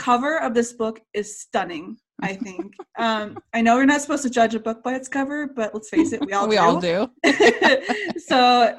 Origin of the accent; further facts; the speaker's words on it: Indiana, United States; I'm from Indiana, and the only kind of fields we have are corn.